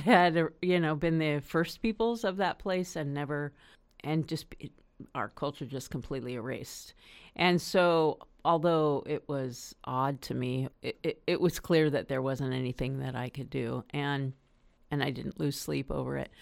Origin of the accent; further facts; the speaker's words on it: Los Angeles, California, United States; I grew up in the San Fernando Valley, the urban sprawl of Los Angeles